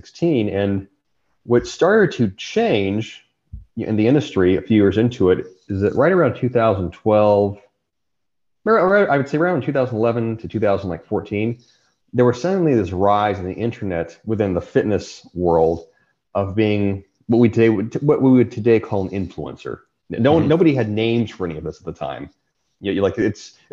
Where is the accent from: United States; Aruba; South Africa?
United States; Riverside County, California; the county I grew up in California, Riverside County